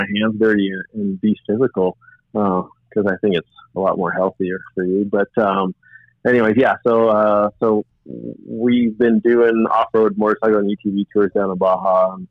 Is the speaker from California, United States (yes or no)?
yes; San Diego, California, United States; growing up in San Diego